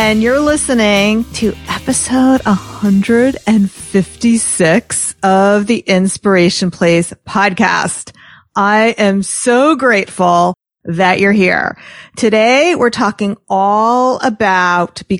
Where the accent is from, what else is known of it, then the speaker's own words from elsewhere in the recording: Atlanta, Georgia, United States; moved away; I grew up many years in Atlanta. Like I spent a good portion of my childhood there.